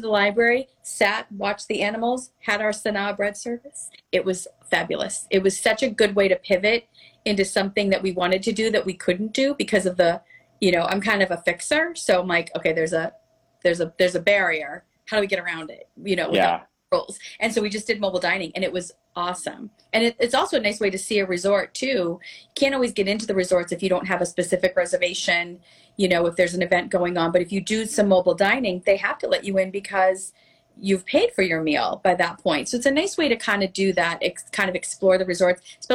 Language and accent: English; Melrose, Massachusetts, United States; also born or lived in Boston; now in Florida, United States; My hometown of Melrose, Massachusetts is very Victorian